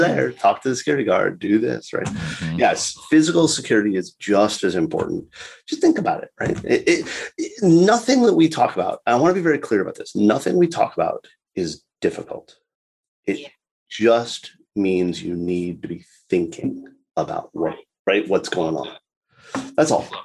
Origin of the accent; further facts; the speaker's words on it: South Florida, United States; I was born and raised in South Florida